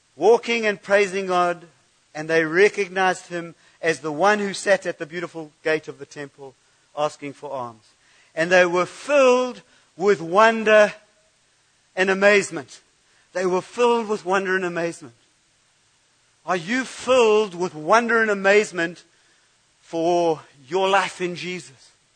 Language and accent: English; United Kingdom; I'm too British